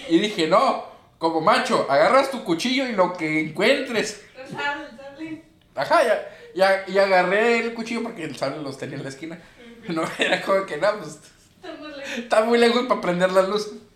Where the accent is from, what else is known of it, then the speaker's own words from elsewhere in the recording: Sinaloa, Mexico; Somos de Sinaloa